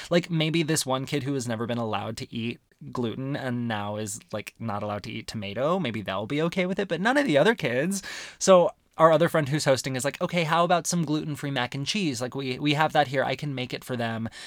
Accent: Arizona, United States; growing up in Arizona

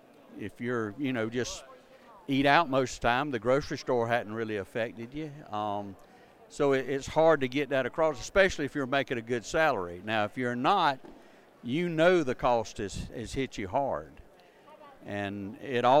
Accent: Southwest Georgia, United States; I'm from Southwest Georgia

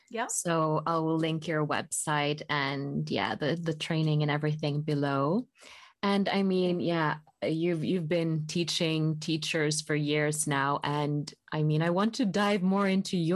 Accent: Colorado, United States; moved away as an adult; also born or lived in Utah / California / Maui, Hawaii / Sardinia, Italy; now in Oslo, Norway; i grew up in colorado

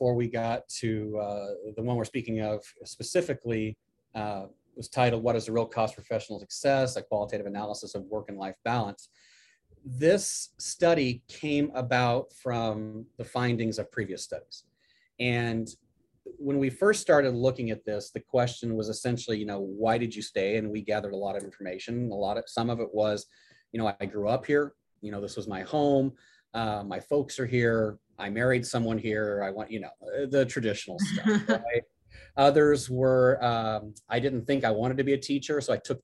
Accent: Illinois, United States; moved away as an adult; now in Auburn, United States; growing up in Illinois

